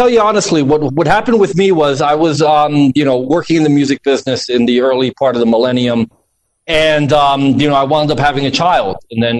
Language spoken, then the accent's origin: English; New Jersey, United States; accent: New Jersey, Northeastern, similar to a New York accent; and that's where my mother resides now. I was actually born in New Jersey, though. Oh, really? Well, this accent that you hear is a New Jersey, a Northeastern, similar to a New York accent.